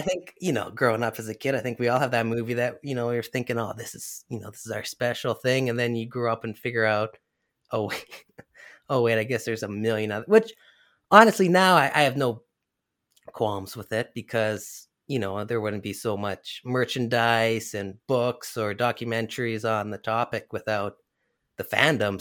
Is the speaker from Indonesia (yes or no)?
no; Canada; I'm Canadian